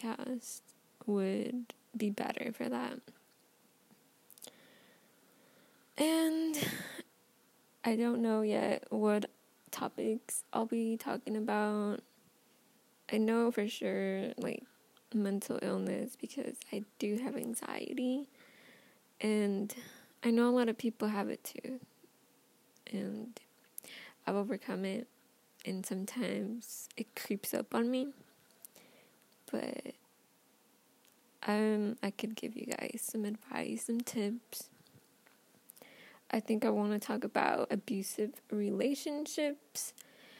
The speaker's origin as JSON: {"language": "English", "region": "Texas", "country": "United States", "said": "I'm from Texas"}